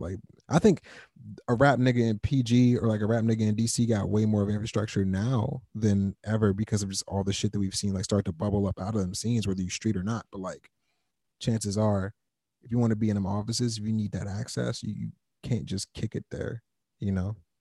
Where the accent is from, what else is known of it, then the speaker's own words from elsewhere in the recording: Fort Washington, Maryland, United States; moved away as an adult; also born or lived in Wisconsin / Madison; now in Chicago, United States; I grew up in Maryland.